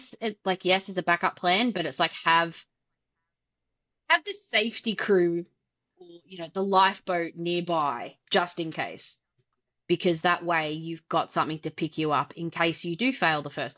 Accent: Australia; I'm Australian

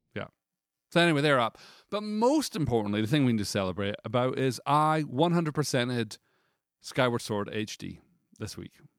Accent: United Kingdom; as a British person

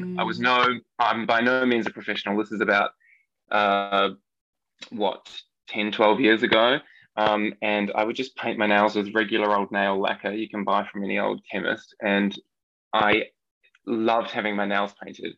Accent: New Zealand; accent: New Zealand; moved away; I'm from New Zealand. I grew up on kind of just the middle of nowhere-ish, I suppose. It's a little country area, sheep farm

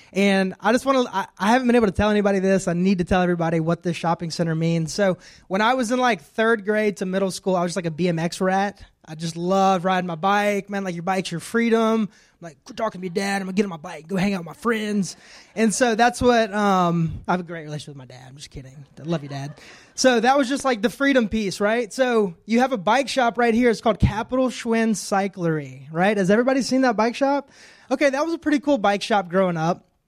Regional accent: Shenandoah, United States; I grew up in Shenandoah from the age of, like, third grade

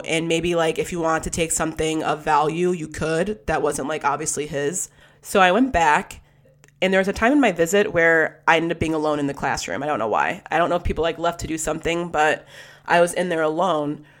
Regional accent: West Bloomfield, Michigan, United States; growing up in West Bloomfield, Michigan, it's where I grew up

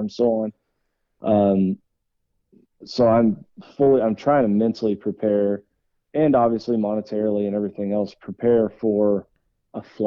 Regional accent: Texas, United States; also born or lived in Nebraska; We moved to Texas when I was really young

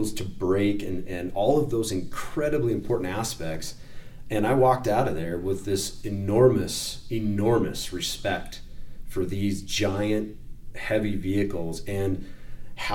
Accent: Wyoming, United States; I am from Wyoming

